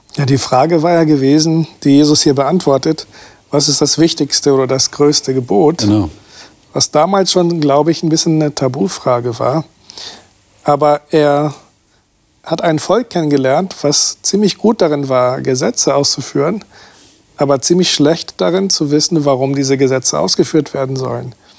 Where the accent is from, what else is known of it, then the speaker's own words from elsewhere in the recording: Brazil; now in Germany; Ich bin aus Brasilien